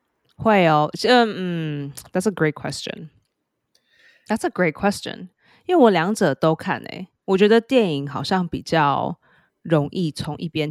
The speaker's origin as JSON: {"language": "Chinese", "town": "New York City", "region": "New York", "country": "United States", "said": "可是像我们纽约人或是做剧场的人，我们就没有办法，就是 stomach 这种东西，we can't。"}